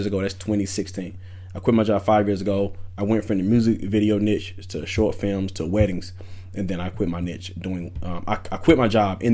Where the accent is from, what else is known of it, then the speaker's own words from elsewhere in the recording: Wilson, North Carolina, United States; moved away; also born or lived in Atlanta, Georgia; I'm from Wilson, North Carolina, small hometown.